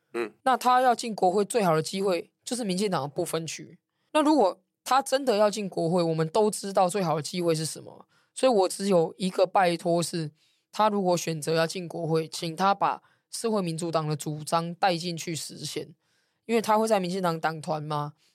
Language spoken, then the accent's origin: Chinese; Taipei, Taiwan; 我在文山区出生长大，然后又在这边选过立委